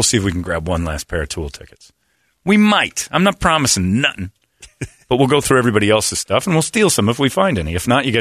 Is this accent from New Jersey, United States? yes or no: no; Cedar Lake, Indiana, United States; Cedar Lake, Indiana, which is kind of my hometown